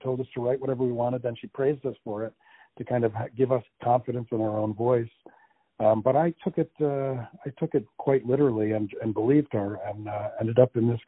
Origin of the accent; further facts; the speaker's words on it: New Jersey, United States; born there; also born or lived in Connecticut / Massachusetts / Florida / Iowa; Uh, I was born in New Jersey uh, many, many, many, many, many